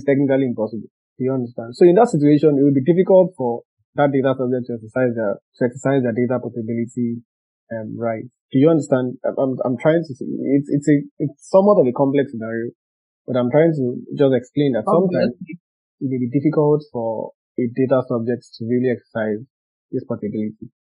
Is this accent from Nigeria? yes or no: yes; Nigeria; English is a second language; I'm Nigerian, but I fall under the scope of GDPR.